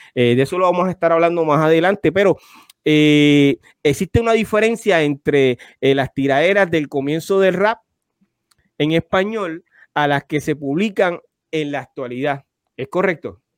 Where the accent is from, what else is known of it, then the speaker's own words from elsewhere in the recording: Carolina, Puerto Rico; los dos somos de Carolina